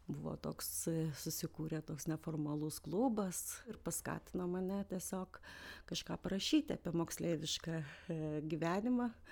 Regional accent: Vilnius, Vilnius County, Lithuania; also born or lived in Aukštaitija; aš Vilnietė, na, kilmės iš aukštaities

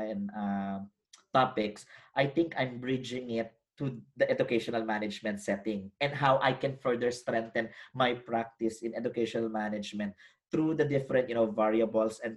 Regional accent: Philippines; moved away as an adult; now in Australia; as a Filipino academic with a background in education

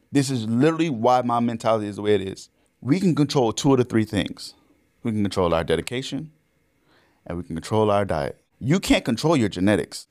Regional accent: Orlando, Florida, United States; I grew up in Orlando, Florida, actually.

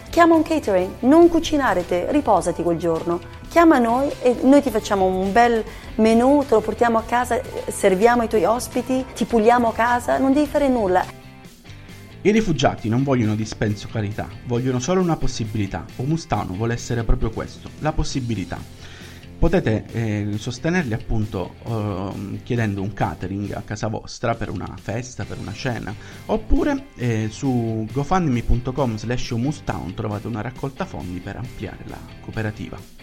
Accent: Rome, Lazio, Italy; also born or lived in Syria; Io sono nata in Siria e a tre anni sono arrivata qua a Roma.

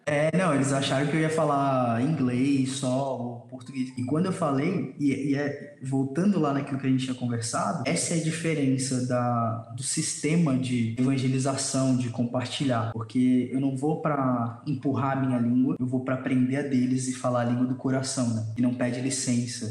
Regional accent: Brazil; a gente é brasileiro

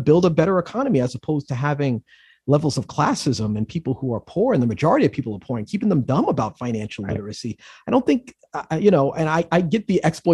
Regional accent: New York City, New York, United States; growing up in the Bronx builds a sense of resiliency

